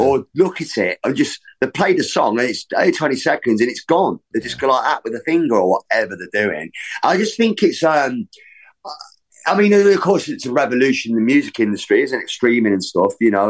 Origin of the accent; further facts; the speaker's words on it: Leicester, East Midlands, United Kingdom; growing up in Leicester